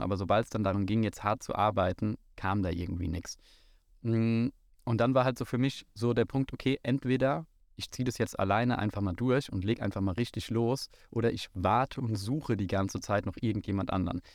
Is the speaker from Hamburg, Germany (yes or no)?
no; Frankfurt, Hesse, Germany; Ich komme hier aus dem wunderschönen Bonames, wo wir auch gerade auf dem Flugplatz stehen. Bin gebürtiger Frankfurter